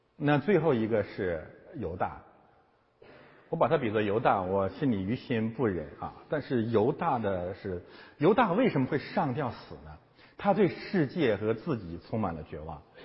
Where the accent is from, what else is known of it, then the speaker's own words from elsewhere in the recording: China; 中国基督徒可能有，呃，包括我在内